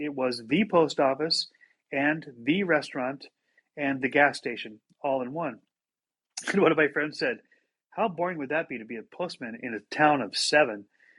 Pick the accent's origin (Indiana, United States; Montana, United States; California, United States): Montana, United States; I grew up in Montana, middle of three children.